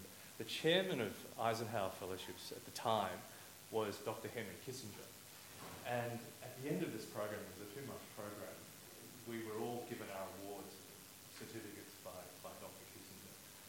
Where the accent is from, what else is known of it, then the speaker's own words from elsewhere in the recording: Australia; also born or lived in China; as an Australian of Chinese background. Lived in China for a very long time.